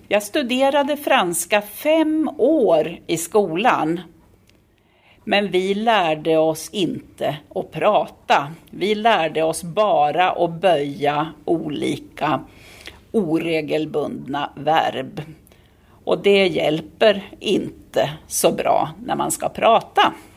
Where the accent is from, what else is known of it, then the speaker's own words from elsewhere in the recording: Sweden; Jag kommer från Sverige och talar svenska, men också engelska.